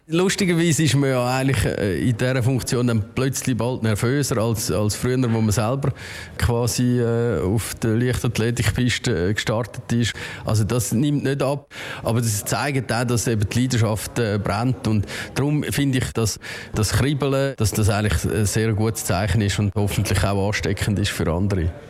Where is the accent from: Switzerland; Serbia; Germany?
Switzerland